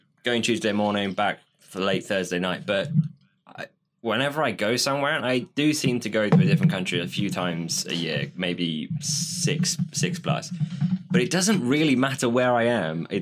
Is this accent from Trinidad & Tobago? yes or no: no; England, United Kingdom; we're English